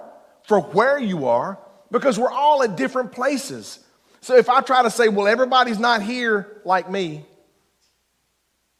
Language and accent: English; Eastern Kentucky, United States; I'm from Eastern Kentucky, so one hand in the dirt